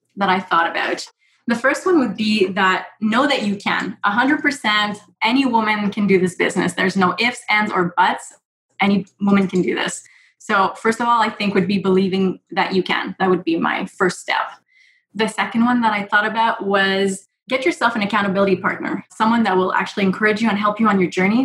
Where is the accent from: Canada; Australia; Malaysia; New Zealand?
Canada; I am Canadian